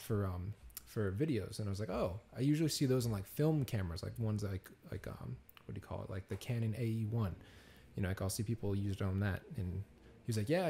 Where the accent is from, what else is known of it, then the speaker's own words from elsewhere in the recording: Peabody, Massachusetts, United States; now in Los Angeles, United States; this small little town called Peabody, Massachusetts.